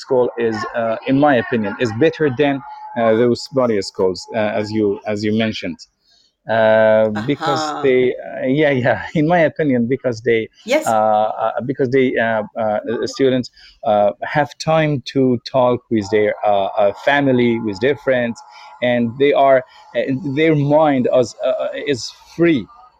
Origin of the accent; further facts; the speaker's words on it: Iran; English is a second language; also born or lived in Bandar Abbas, Iran; Yeah, I'm from Iran.